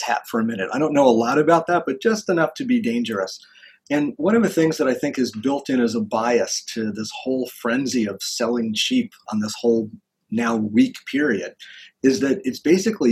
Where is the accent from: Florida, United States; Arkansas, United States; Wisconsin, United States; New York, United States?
Florida, United States; I grew up in Florida